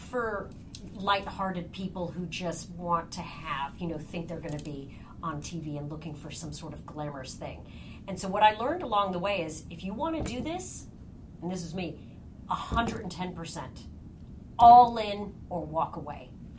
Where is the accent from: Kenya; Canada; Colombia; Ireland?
Ireland; I'm Irish. It's in my blood to be a storyteller. That's what Irish people do, is they talk and tell stories, and that's the culture in which I grew up at my home.